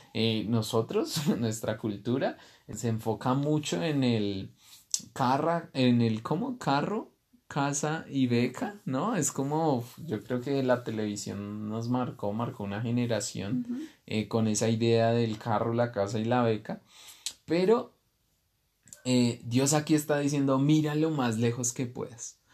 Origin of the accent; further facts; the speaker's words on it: Bogotá, Colombia; moved away as an adult; now in Guatavita, Colombia; yo nací en, en Bogotá, que es una ciudad